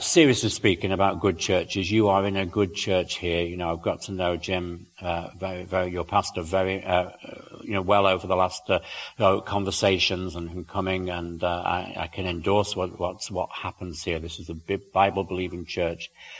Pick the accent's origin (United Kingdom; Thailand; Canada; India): United Kingdom; also born or lived in South Wales; now in Northern Idaho, United States; I can see it in my home country